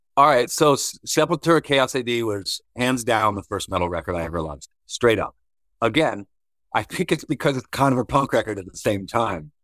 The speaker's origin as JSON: {"language": "English", "region": "Virginia", "country": "United States", "tie": "born or raised there", "also_born_or_lived": "Georgia", "moved": "as an adult", "said": "when I first moved to Georgia in 2000, he was a friend of mine from growing up in Virginia"}